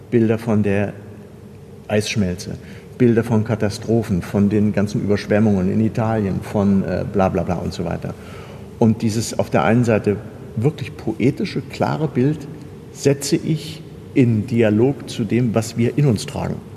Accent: Kassel, Hesse, Germany; ich komme ja aus Kassel, das ist ja die Stadt von Jakob und äh, Wilhelm Grimm.

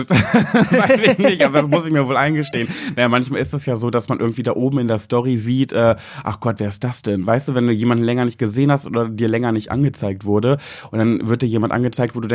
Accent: Braunschweig, Lower Saxony, Germany; Ich bin {S0} in Mascherode geboren. Nee, geboren, nicht in Wolfenbüttel, aber meine Eltern haben da schon gelebt und ich bin da quasi aufgewachsen.

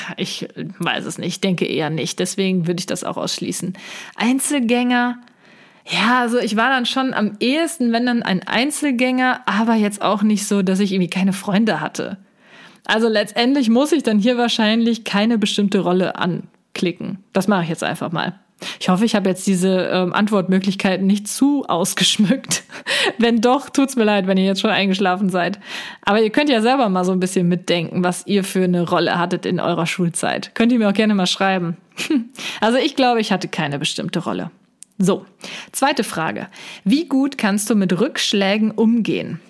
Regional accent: near Cologne, North Rhine-Westphalia, Germany; komme ich aus der Nähe von Köln

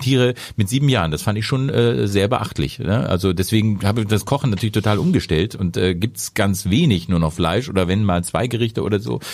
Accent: Lower Saxony, Germany; ich komme aus Niedersachsen

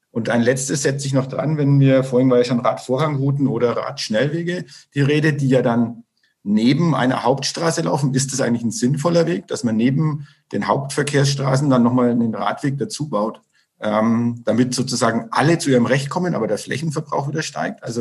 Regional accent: Bad Windsheim, Bavaria, Germany; und ich rede jetzt von meiner Heimatstadt Bad Windsheim

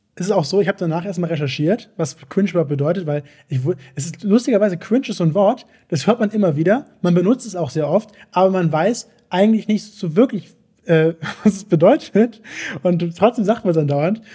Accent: Hamburg, Germany; ich komm aus Hamburg. Ich bin ja Hamburger Jung

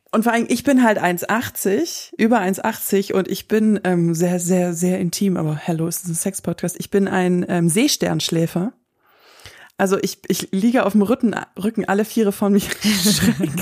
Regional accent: Southern Germany, Germany; wir wohnen ja im Süden von Deutschland und ich komme auch aus der Gegend

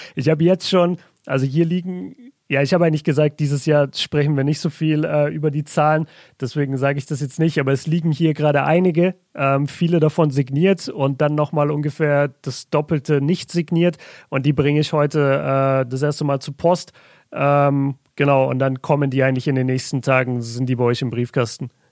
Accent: Southern Germany, Germany; bei uns in Süddeutschland

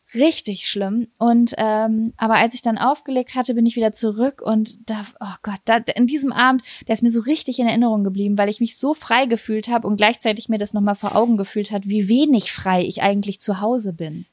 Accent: Lübbecke, North Rhine-Westphalia, Germany; moved away as an adult; in Lübbecke, in meiner Heimatstadt

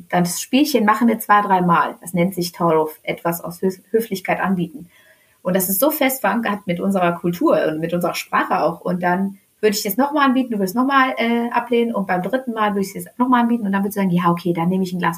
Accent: Germany; Aber ähm, in erster Linie bin ich in Deutschland aufgewachsen. Ich habe noch nie gedacht, wenn ich mal alt werde, ziehe ich in den Iran.

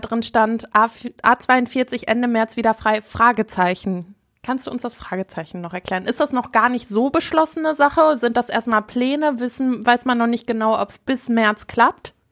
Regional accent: Herne, North Rhine-Westphalia, Germany; wir kommen ursprünglich nämlich aus Herne

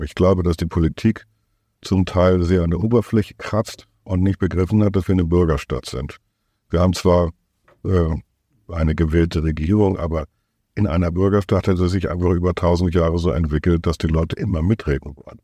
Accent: Hamburg, Germany; unser Selbstverständnis als Hamburger

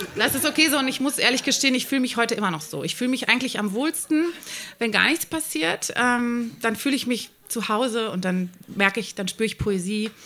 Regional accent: Hennef, North Rhine-Westphalia, Germany; Mein Heimatort Rott

